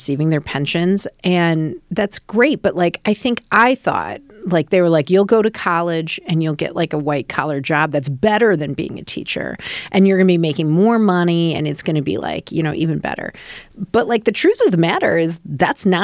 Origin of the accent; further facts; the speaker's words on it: Rockford, Illinois, United States; I grew up in Rockford, Illinois.